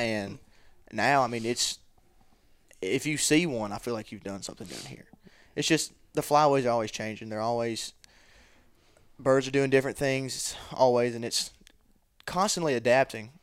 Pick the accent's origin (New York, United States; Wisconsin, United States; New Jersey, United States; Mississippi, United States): Mississippi, United States; Columbus; I'm from Columbus, Mississippi, forty-five minutes down the road